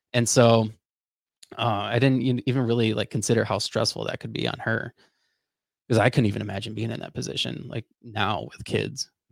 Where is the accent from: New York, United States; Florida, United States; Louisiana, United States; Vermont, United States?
Florida, United States; I grew up in Florida.